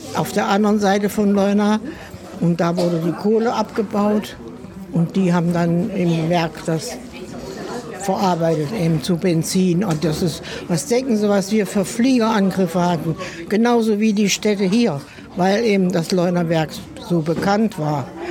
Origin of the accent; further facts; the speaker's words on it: Central Germany, Germany; moved away as an adult; also born or lived in Ludwigshafen; now in Mülheim an der Ruhr, Germany; Ich komme eigentlich aus Mitteldeutschland. Ich bin 51 erst nach Westdeutschland durch meine Verheiratung gekommen